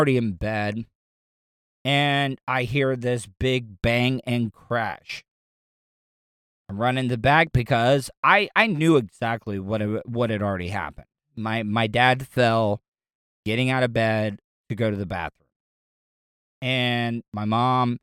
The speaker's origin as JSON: {"language": "English", "region": "the South", "country": "United States", "tie": "born or raised there", "said": "I grew up in the South"}